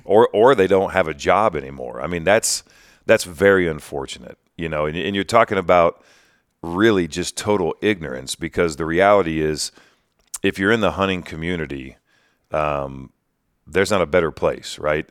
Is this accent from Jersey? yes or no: no; Greenville, Ohio, United States; I was born and raised in West Central Ohio